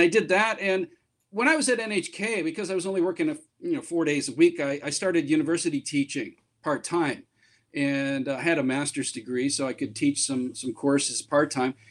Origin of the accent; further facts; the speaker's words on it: Canada; moved away as an adult; now in Japan; I'm from Canada where I worked in radio and television both on the air and behind the scenes for about 25 years.